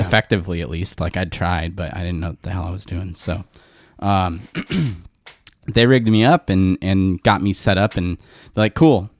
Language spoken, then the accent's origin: English; West Covina, California, United States; I grew up in West Covina